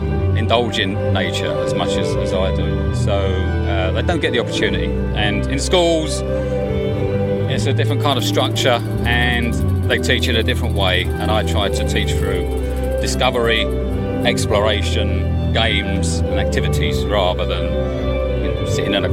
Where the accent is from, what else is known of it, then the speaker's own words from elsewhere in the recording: Ruislip, London, United Kingdom; I grew up in Ruislip.